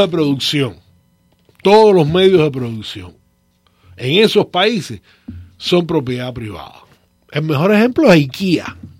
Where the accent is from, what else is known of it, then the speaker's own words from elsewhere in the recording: Cuba; moved away as an adult; yo me fui de Cuba en marzo del 79. A mí me pagaban una vez al mes en cash. Yo nunca vi un cheque en Cuba.